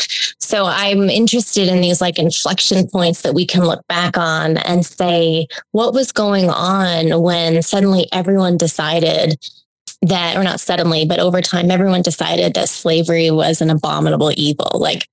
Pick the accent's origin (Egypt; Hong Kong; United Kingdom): Hong Kong; also born or lived in Australia; now in United States; I grew up in Hong Kong and Australia, and that is like has always set me a little outside American footing.